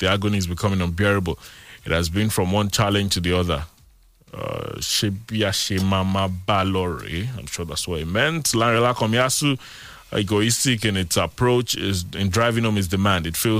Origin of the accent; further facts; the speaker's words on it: Nigeria; Feeling so sad for being a Nigerian.